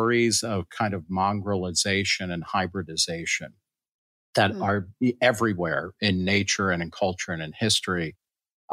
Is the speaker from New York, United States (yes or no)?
yes; New York City, New York, United States; also born or lived in Lower Manhattan; I was born in Brooklyn. I live in Lower Manhattan